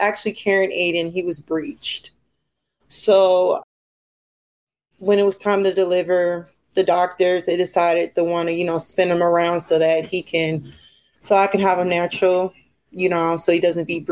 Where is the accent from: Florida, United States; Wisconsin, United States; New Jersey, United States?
New Jersey, United States; now in Minnesota, United States; I'm originally from New Jersey, so I've been in Minnesota for a while